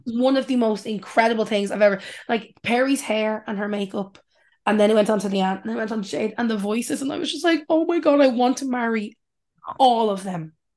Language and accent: English; Ireland; us as Irish people